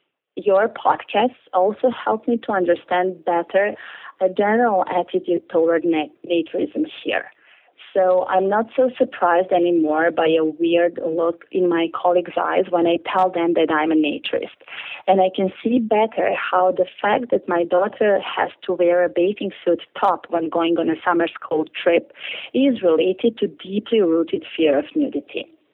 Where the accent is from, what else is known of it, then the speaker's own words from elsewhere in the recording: Belgrade, Serbia; I grew up in Belgrade in Serbia, which is part of former Yugoslavia in Southeast Europe in the late 70s and 80s, at the time when naturism was flourishing on nude beaches along the beautiful Adriatic coast